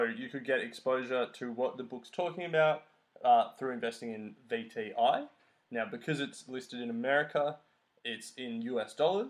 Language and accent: English; Australia; So, as an Australian, I think it's hard to invest in mutual funds